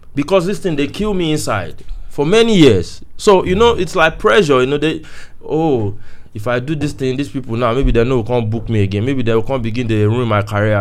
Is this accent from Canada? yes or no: no; Oyo, Nigeria; moved away; also born or lived in South Africa; before I left home, I, I was from Oyo